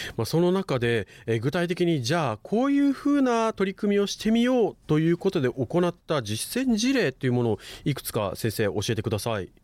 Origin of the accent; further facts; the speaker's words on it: Okinawa, Japan; 沖縄市、まあ、私の地元でもあるんですけれども